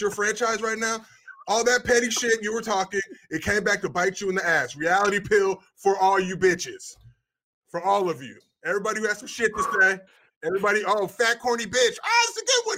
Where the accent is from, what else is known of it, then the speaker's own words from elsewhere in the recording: Los Angeles, California, United States; I'm from Windsor Hills View Park